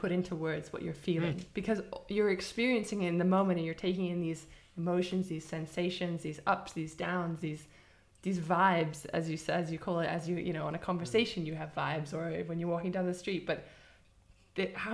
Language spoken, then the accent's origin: English; England, United Kingdom; I come from England